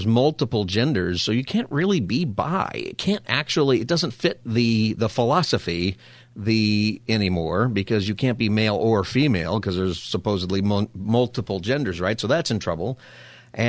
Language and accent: English; Palmdale, California, United States; also born or lived in Upland, California; I grew up in Palmdale